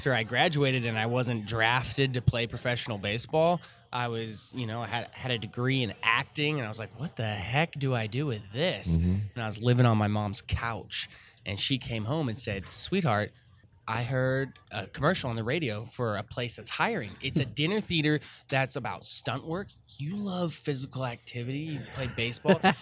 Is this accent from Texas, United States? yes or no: yes; Fort Worth, Texas, United States; I'm DFW.